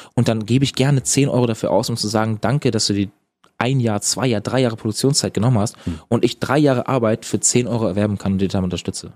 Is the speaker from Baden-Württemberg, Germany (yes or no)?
no; Eutin, Schleswig-Holstein, Germany; moved away; bei uns in Eutin